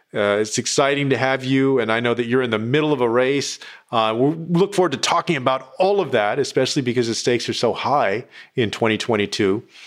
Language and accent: English; Texas, United States; my home state of Texas